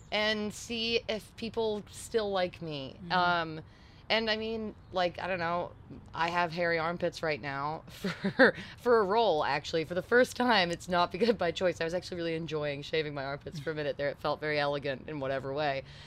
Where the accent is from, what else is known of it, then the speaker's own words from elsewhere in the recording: New York City, New York, United States; moved away as an adult; also born or lived in England; now in Nashville, United States; I grew up in in New York City